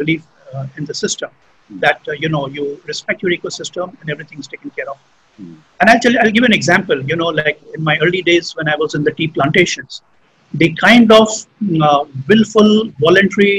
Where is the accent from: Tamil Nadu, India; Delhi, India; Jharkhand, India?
Jharkhand, India; Jamshedpur; moved away; I grew up in Jamshedpur, right? I did my schooling there